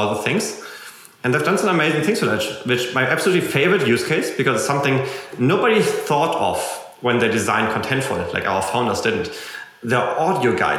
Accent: Germany; accent: German; English is a second language; also born or lived in United States; you can tell my accent is probably German, and I lived in America for a year, and I still haven't gotten over my German accent

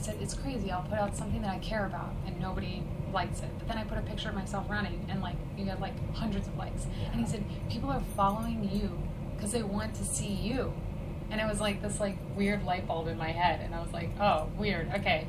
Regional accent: Colorado, United States; I'm from Colorado.

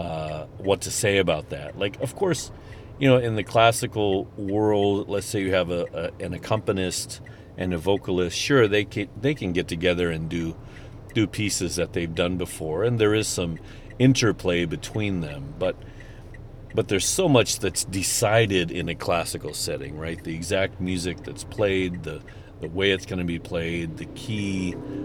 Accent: St. Charles, Missouri, United States; I'm from the St. Louis area. I'm from St. Charles, which is just across the river from St. Louis County

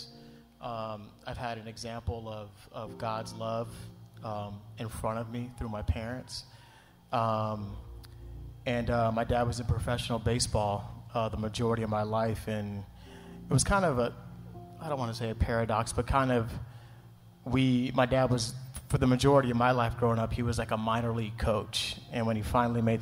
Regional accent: United States; as a black kid growing up in America

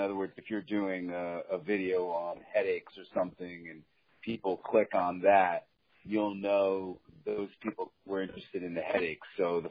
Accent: New York City, New York, United States; I'm from New York City.

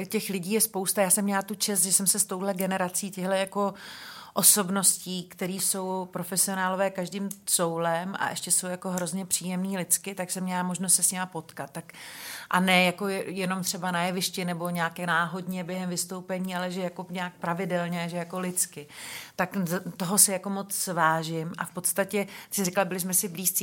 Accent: Benešov, Central Bohemian Region, Czechia; já jsem se narodila v Benešově

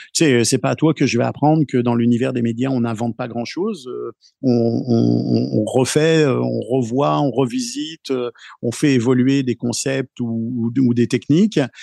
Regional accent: France; moved away; je viens de France aussi

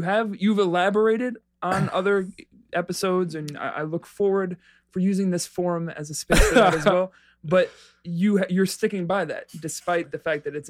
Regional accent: New York City, New York, United States; moved away as an adult; now in Chicago, United States; I'm from the Bronx and I live here.

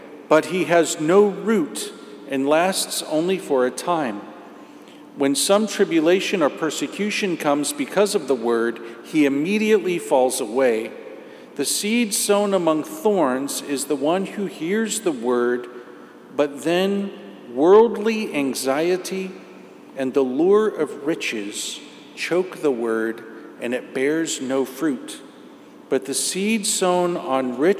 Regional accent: Indiana, United States; I grew up in Indiana. So I grew up in the farmlands

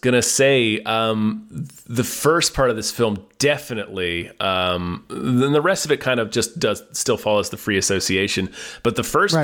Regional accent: Hampton Roads, Virginia, United States; where I grew up in Hampton Roads, we have Mount Trashmore

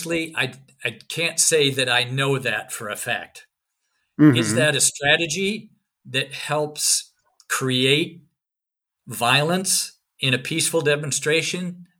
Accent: Scotland, United Kingdom; Can't help you get to Renfield Street because I'm from Northern Scotland. I'm not really from here.

